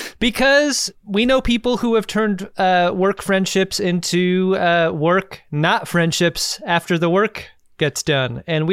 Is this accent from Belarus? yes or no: no; Seattle, Washington, United States; moved away as an adult; My family moved around when I was very young, but once we settled in Seattle